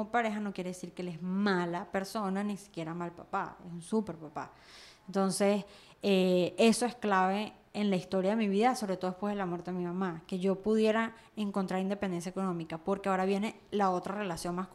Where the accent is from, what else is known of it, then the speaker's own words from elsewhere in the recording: Venezuela; moved away; porque ahora yo soy venezolana, diáspora venezolana.